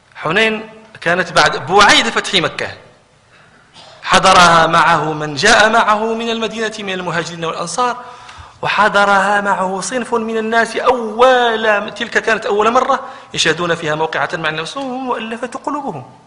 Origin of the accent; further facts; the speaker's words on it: Morocco; عندنا في المغرب